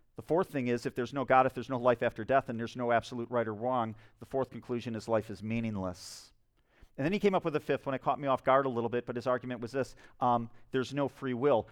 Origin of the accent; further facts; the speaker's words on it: Spring Lake, United States; my hometown of Spring Lake, I live in a small town